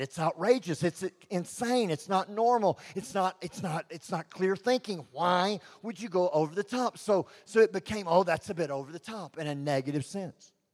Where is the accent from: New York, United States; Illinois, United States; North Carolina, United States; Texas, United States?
Texas, United States; I'm from Texas